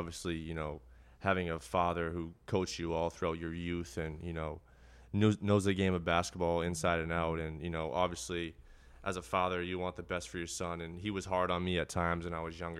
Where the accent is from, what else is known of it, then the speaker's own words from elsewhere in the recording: Bradford, Massachusetts, United States; Yeah, so I grew up in Bradford, Massachusetts, just right around the corner from North End over here.